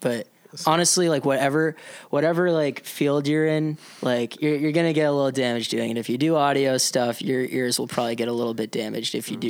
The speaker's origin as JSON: {"language": "English", "town": "Providence", "region": "Rhode Island", "country": "United States", "tie": "born or raised there", "said": "I grew up in Providence and on a street that is off of like a busier avenue, but not too busy."}